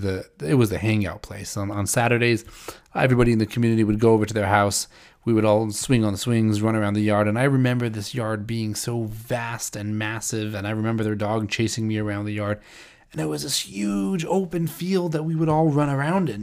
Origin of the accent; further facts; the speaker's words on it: St. Louis, Missouri, United States; moved away; I grew up in St. Louis